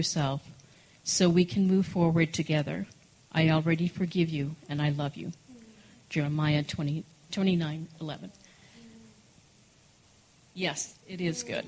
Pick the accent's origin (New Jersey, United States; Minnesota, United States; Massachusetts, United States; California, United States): Minnesota, United States; moved away as an adult; also born or lived in Idaho / Hawaii; now in Colorado, United States; I left Minnesota, wild child, on my own, went to Idaho